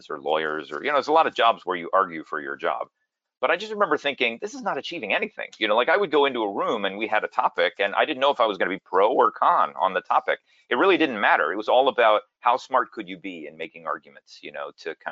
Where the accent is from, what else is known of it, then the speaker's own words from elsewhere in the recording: Dallas, Texas, United States; moved away as an adult; also born or lived in New York City / Philadelphia / Washington, D.C. / Eritrea; now in San Jose, United States; I was actually born in New York City. My dad was getting his PhD at NYU, but I moved to Texas when I was 3, and I grew up in Dallas, Texas